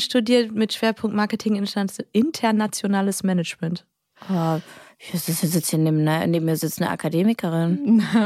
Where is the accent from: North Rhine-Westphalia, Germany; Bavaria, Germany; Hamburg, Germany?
North Rhine-Westphalia, Germany; Düsseldorf; Ich komme ja eigentlich aus Düsseldorf